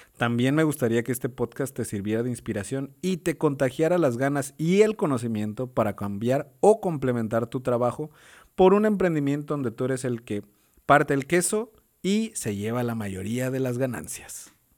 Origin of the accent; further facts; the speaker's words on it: Villahermosa, Tabasco, Mexico; moved away as an adult; also born or lived in San Andrés Cholula, Puebla; de Villahermosa, Tabasco, soy de Villahermosa